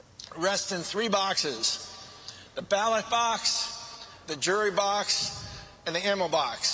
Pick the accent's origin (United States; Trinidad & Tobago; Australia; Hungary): United States; Vermont; I'm from Vermont.